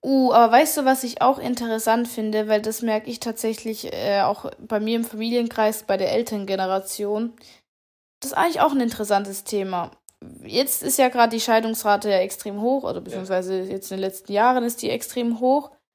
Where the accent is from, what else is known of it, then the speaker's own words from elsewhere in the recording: Germany; Bei uns in Deutschland